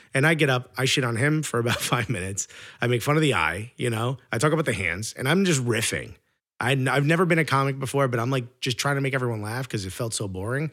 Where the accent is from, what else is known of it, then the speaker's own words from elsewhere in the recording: New York, United States; as a New Yorker